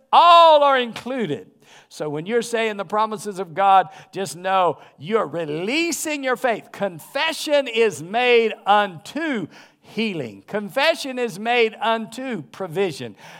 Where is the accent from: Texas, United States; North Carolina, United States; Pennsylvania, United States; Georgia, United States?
North Carolina, United States; I grew up in the South. And so I grew up in North Carolina